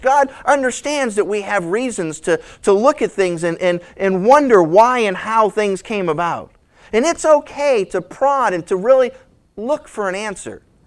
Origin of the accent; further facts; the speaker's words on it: New England, United States; moved away; also born or lived in California; I grew up in New England